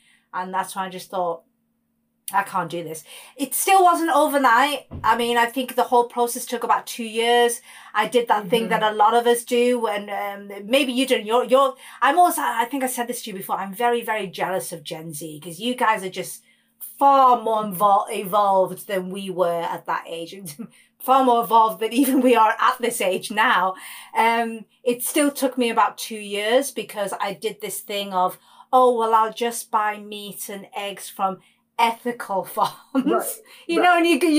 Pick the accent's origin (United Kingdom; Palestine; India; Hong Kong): India; Yeah, I'm beyond Indian, really.